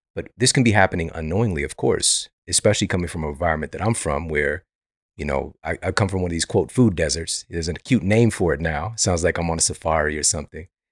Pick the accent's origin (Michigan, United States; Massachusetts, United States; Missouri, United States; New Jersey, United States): Missouri, United States; Ferguson; also born or lived in Florissant, Missouri; I'm from Ferguson. The, the majority of my years on planet Earth, I've lived in Ferguson and Florissant, Missouri